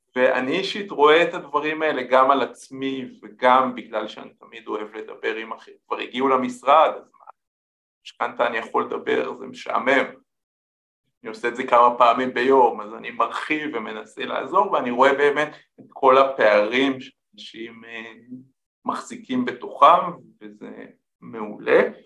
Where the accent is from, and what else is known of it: Israel